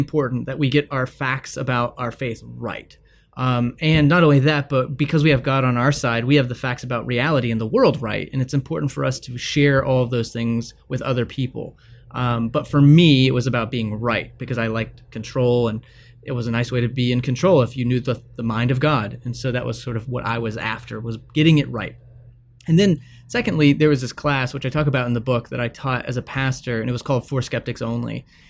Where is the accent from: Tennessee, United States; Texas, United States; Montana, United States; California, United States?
Texas, United States; I grew up in Texas